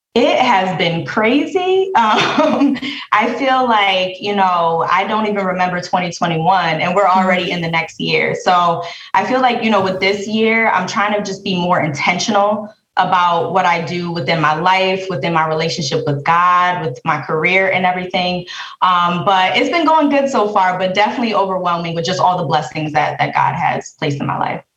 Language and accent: English; Bridgeport, Connecticut, United States; I'm from Bridgeport, Connecticut